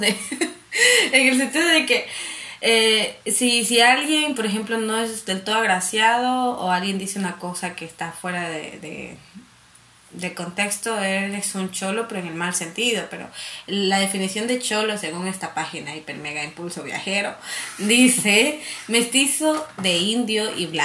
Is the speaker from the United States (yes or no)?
no; Santa Elena, Ecuador; also born or lived in Guayaquil; yo nací en Guayaquil, pero sí o sí, cuando me pregunten de dónde eres, soy de Santa Elena y Santa Elena de corazón.